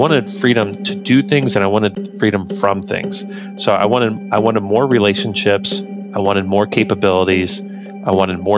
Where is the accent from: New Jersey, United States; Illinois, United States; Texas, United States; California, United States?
Illinois, United States; Hoopeston; I was raised in Hoopston, Illinois. It's a little corn town in central Illinois, right up against the Illinois-Indiana border